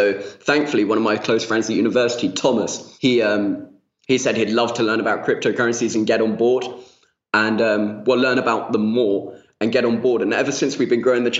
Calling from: Spain; I'm half Spanish and I'm calling from Spain

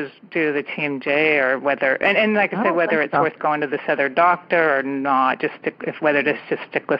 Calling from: California, United States; I am calling from the San Francisco Bay Area.

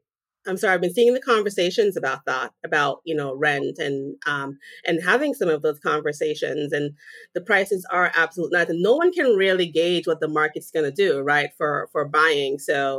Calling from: Massachusetts, United States; Right now I'm sitting south of Boston in Massachusetts.

